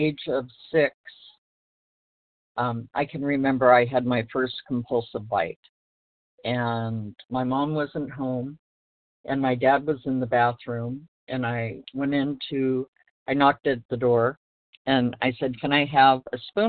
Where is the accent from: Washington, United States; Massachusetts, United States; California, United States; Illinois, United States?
California, United States; Los Angeles; I was born in Los Angeles